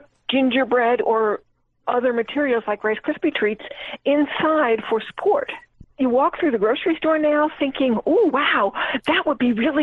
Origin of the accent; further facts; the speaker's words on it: Asheville, North Carolina, United States; I'm from Asheville, North Carolina.